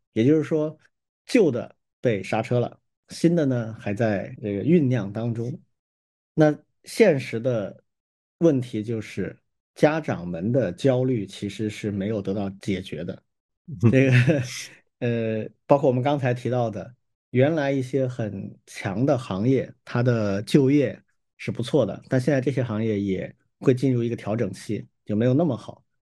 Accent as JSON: {"language": "Chinese", "country": "China", "said": "我们中国人啊，或者说整个大中华圈的这个文明啊"}